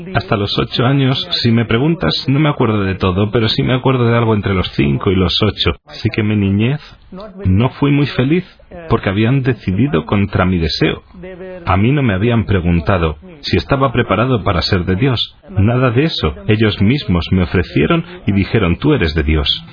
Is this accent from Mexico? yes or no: no; Wayanad, Kerala, India; Spanish is a second language; Mis bisabuelos son de Turquía, pero se trasladaron al sur de la India, en el sur, en Kerala, en una localidad que se llama Wayanot